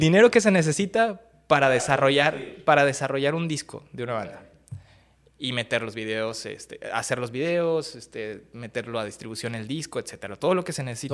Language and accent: Spanish; Ciudad Juárez, Chihuahua, Mexico; also born or lived in Acapulco, Guerrero / Mexico City / Monterrey; Me crié en la Ciudad de México hasta los ocho años y luego eh, mi familia se mudó a Ciudad Juárez y pues obviamente de ahí para el Real